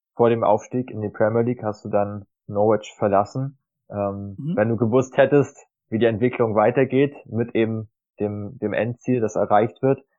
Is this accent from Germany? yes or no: yes; Germany; als Deutscher